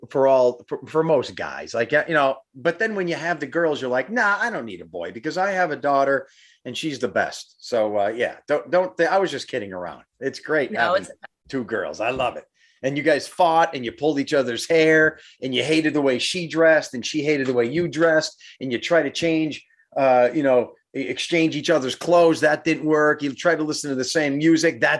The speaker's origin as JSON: {"language": "English", "town": "Reading", "region": "Pennsylvania", "country": "United States", "tie": "born or raised there", "also_born_or_lived": "Hazleton, Pennsylvania", "moved": "as an adult", "lives_now": "Union County, United States", "said": "I grew Reading? up right outside of Reading, Muhlenberg."}